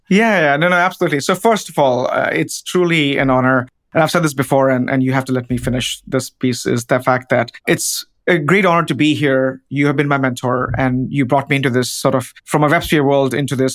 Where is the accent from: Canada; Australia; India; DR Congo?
India; now in United States; a village in India, which is, again, my home country